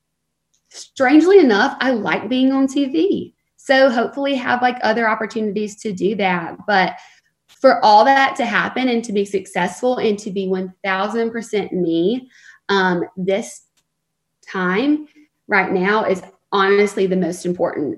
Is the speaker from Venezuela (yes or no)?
no; the South, United States; moved away as an adult; now in Los Angeles, United States; I love the South, and I'm so thankful for the way that I was raised.